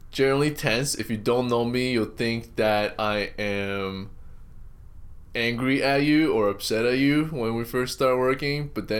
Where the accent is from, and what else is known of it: Canada; born or raised there; moved away as an adult; also born or lived in Shanghai, China; now in Philadelphia, United States